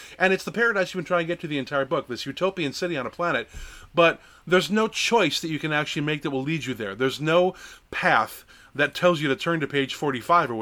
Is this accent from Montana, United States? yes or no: no; Lake Geneva, Wisconsin, United States; I grew up in Lake Geneva, Wisconsin